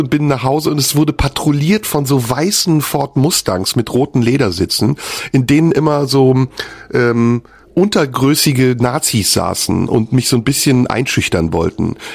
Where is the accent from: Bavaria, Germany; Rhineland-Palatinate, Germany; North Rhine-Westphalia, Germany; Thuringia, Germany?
North Rhine-Westphalia, Germany; Aber für mich als Kind war natürlich klar, ich komme aus dem Rheinland, im Rheinland ist Gladbach die größte Mannschaft.